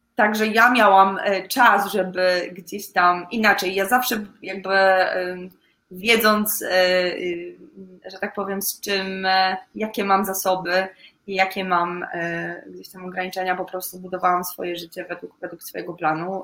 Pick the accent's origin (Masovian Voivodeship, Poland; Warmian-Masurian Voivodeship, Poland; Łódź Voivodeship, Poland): Łódź Voivodeship, Poland; a small village in; Ja w ogóle pochodzę z takiej małej wioseczki w województwie łódzkim